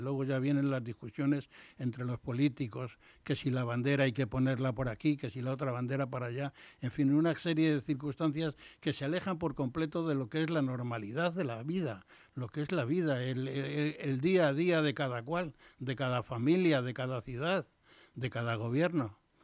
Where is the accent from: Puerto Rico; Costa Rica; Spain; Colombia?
Spain; Castile / Madrid, Community of Madrid